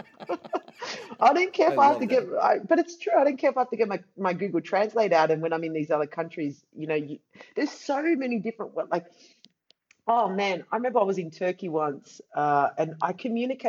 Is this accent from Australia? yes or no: yes; Australia; now in Amsterdam, Netherlands; I'm from Australia. I live in Amsterdam now.